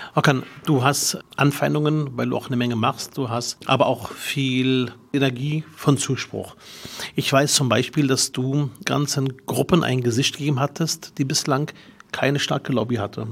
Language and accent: German; Berlin, Germany; mit fünf Jahren kam ich nach Berlin mit meinen Geschwistern